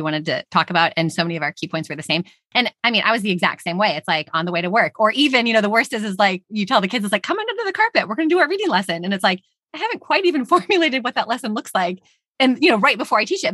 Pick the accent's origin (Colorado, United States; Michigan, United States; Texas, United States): Texas, United States; Houston; We're all from Texas, Houston